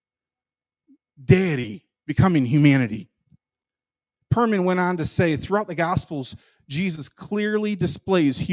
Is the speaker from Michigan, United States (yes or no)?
yes; Michigan, United States; I'm from Michigan